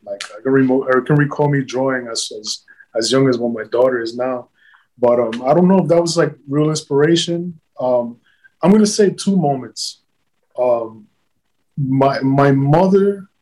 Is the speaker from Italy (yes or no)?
no; New York City, New York, United States; now in Miami, United States; I grew up in the South Bronx